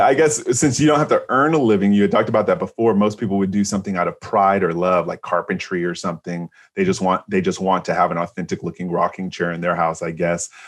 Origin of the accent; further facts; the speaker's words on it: San Francisco, California, United States; I'm from San Francisco